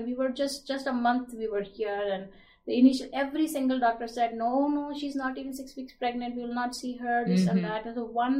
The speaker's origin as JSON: {"language": "English", "country": "India", "tie": "born or raised there", "moved": "as an adult", "lives_now": "United States"}